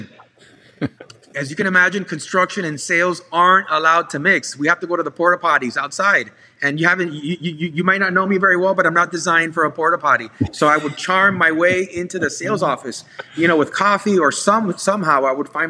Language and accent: English; South Florida, United States; also born or lived in Hialeah / Doral / South Beach / Coral Gables; I was born in Hialeah. I moved to Doral. I moved to the Southwest. I lived in the beach, in South Beach for a while